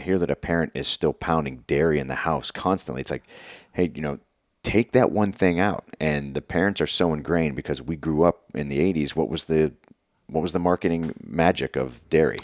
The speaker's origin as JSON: {"language": "English", "region": "Pennsylvania", "country": "United States", "also_born_or_lived": "Virginia", "moved": "yes", "said": "I'm from Pennsylvania, and I've been living in Virginia for a long time at that point"}